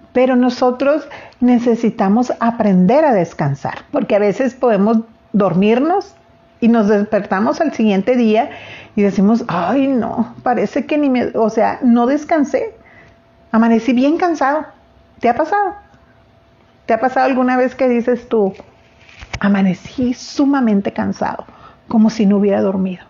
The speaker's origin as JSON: {"language": "Spanish", "region": "Sinaloa", "country": "Mexico", "said": "los sinaloenses comemos también muchísimo"}